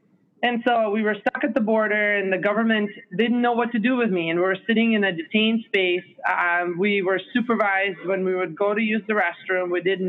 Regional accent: Israel; moved away; And it was a very interesting experience moving to Israel as a child. And then growing up in Israel, Israel is probably one of my most favorite culturally rich places in this world.

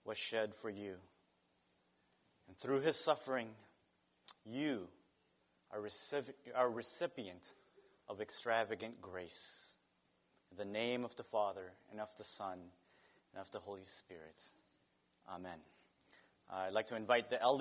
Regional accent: Philippines; moved away; My home country has adobo.

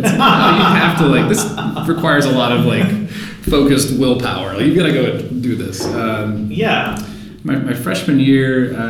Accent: Fayetteville, North Carolina, United States; Fayetteville, North Carolina.

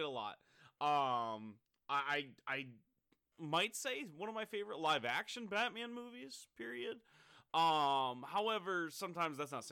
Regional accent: Midwest, United States; growing up in the Midwest

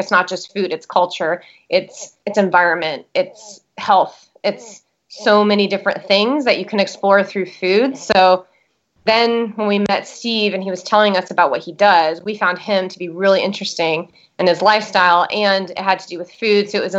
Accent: El Salvador; moved away; And then because I grew up in El Salvador, I speak Spanish.

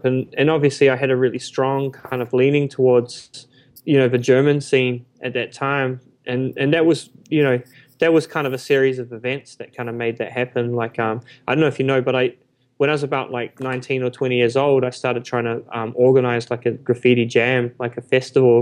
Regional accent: Auckland, New Zealand; I grew up there

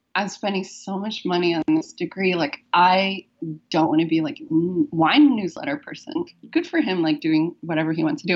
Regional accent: United States; moved away as an adult; now in Vancouver, Canada; as an American

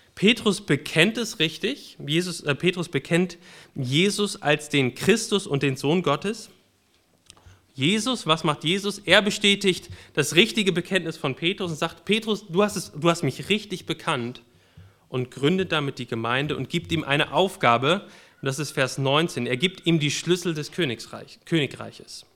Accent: Germany; ich bin Deutscher

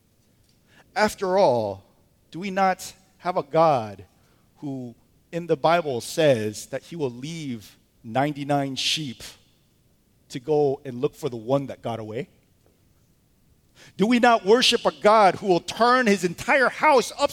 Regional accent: United States; we're American

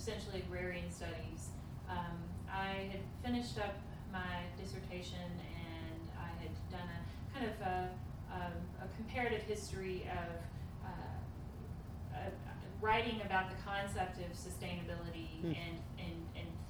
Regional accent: Louisville, Kentucky, United States; I grew up in Louisville

